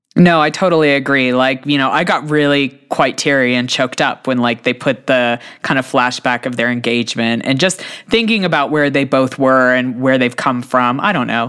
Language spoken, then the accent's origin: English; United States; I'm an American